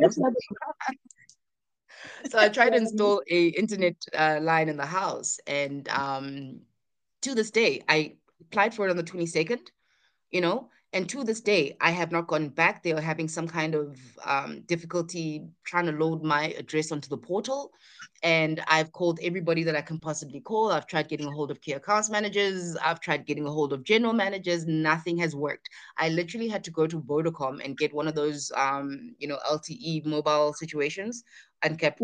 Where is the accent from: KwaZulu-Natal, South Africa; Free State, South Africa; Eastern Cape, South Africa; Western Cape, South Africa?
KwaZulu-Natal, South Africa; near Durban in KZN; also born or lived in Bangalore, India; I come from Africa.